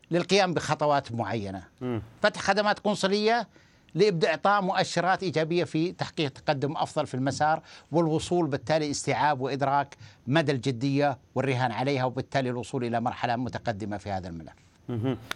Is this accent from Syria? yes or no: yes; Syria; now in Saudi Arabia; نحن مليون سوري يقيم في السعودية الآن